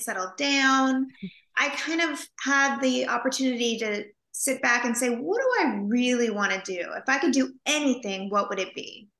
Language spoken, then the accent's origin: English; Napa Valley, California, United States; I grew up in California in a little house in the Napa Valley